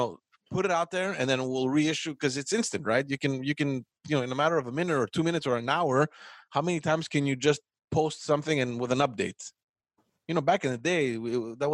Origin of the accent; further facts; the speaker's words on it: Montreal, Quebec, Canada; I remember growing up in Montreal